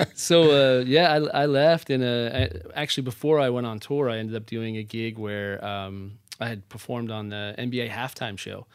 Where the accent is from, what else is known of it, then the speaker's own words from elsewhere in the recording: Wanaque, New Jersey, United States; I grew up in northern New Jersey. Uh, my mom owned a dance studio. My dad was in sales, so a town called Wanakee, New Jersey